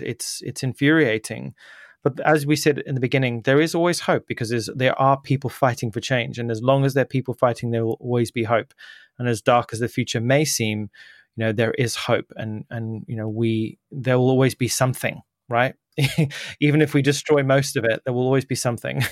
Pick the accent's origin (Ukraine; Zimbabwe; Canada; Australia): Zimbabwe; moved away; I was born there in Zimbabwe